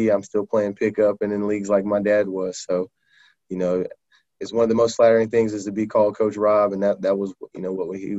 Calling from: Cary, North Carolina, United States; I am calling in from Cary, North Carolina.

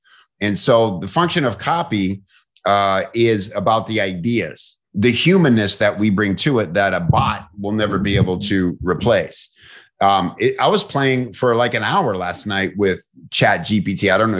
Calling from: St. Petersburg, Florida, United States; I'm in St. Petersburg, Florida.

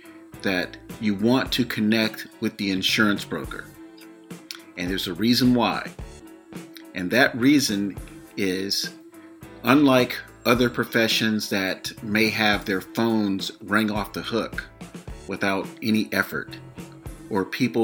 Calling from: between Sacramento and San Francisco, California, United States; I'm calling you from the West Coast, somewhere between Sacramento and San Francisco, California.

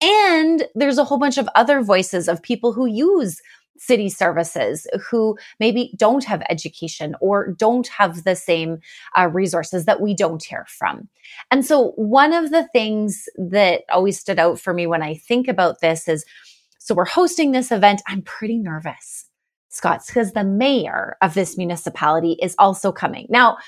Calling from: Sherwood Park, Alberta, Canada; I am joining from my home in Sherwood Park, but lots of people don't know where that is. So Edmonton, Alberta is the closest major city.

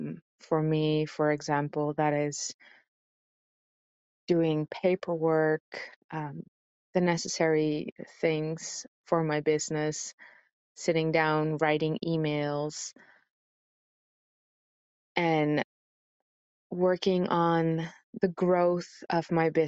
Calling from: Amsterdam, North Holland, Netherlands; from Amsterdam.

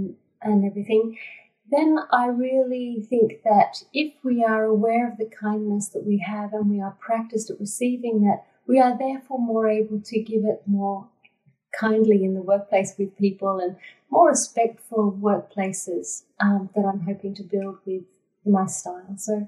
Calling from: Darug country, New South Wales, Australia; I'm calling from Darug country.

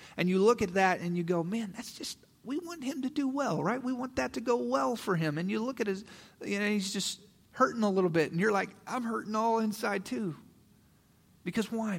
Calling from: Kansas City, Missouri, United States; we have been now in Kansas City for a year, right? We felt the Lord calling us to move to Kansas City

